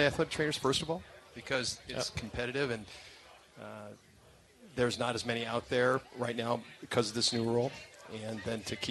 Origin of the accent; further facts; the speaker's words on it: Central Illinois, United States; I'm from Central Illinois, so our parents were here